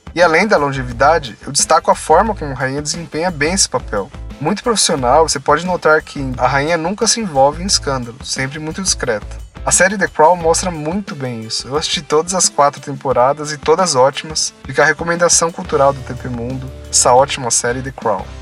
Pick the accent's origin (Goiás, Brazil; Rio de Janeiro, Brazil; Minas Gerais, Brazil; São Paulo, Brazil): São Paulo, Brazil; eu sou de São Paulo